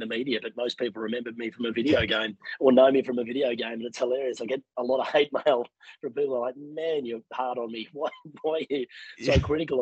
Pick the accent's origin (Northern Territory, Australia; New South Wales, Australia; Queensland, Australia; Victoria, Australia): New South Wales, Australia; Sydney; moved away as an adult; now in United States; I'm not from here. Born and raised in Sydney, Australia.